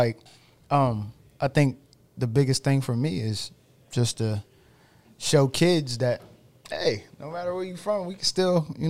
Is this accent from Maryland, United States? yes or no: yes; Denton, Maryland, United States; moved away; this weekend we are gonna be in my hometown of Caroline County, Maryland, Denton, Maryland